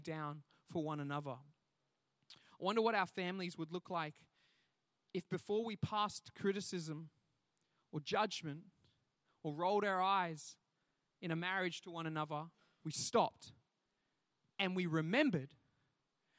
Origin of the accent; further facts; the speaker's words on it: the Whitsundays, North Queensland, Australia; I grew up in the North Queensland, in the Whitsundays